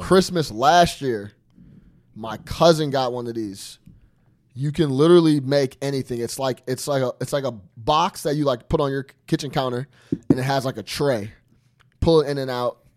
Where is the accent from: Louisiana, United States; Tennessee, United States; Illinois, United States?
Illinois, United States; Chicago; I'm from Chicago